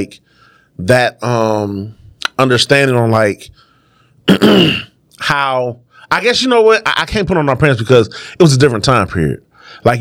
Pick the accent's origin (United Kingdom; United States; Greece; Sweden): United States; Detroit, Michigan; I'm from West Side 7 Mile